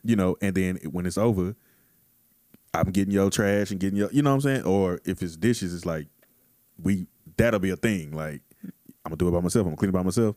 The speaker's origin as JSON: {"language": "English", "region": "Texas", "country": "United States", "tie": "born or raised there", "said": "growing up in Texas my whole life"}